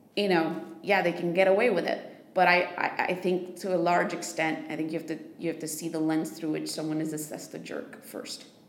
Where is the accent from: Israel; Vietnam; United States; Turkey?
United States; I'm American